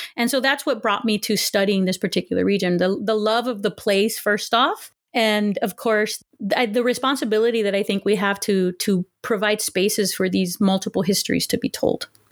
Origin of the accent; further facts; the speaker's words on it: Los Angeles, California, United States; also born or lived in Huntington Park, California / Pittsburgh / Texas / Pasadena; I was born in Huntington Park, California, um, to working class family, and I'm the eldest of two children, and I pretty much grew up in, in the L A area